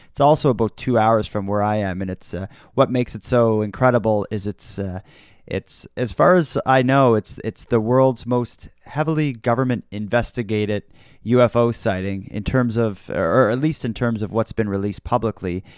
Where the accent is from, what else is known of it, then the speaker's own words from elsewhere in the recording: Nova Scotia, Canada; I've been born and raised in Nova Scotia. I've been here pretty much my uh, my whole life